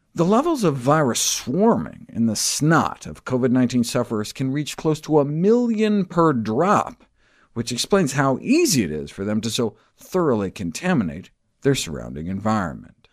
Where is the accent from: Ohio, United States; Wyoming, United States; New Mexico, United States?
Wyoming, United States; I grew up in Wyoming